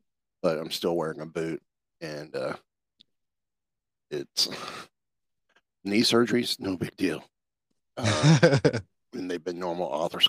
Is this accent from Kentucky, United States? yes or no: yes; Kentucky, United States; born there; Oh, wow. I was born in Kentucky, and actually, by the time I graduated high school, had 13 different street addresses.